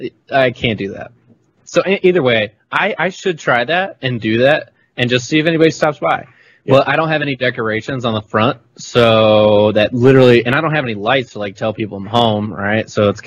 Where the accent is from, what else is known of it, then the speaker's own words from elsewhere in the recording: the South, United States; I'm from the South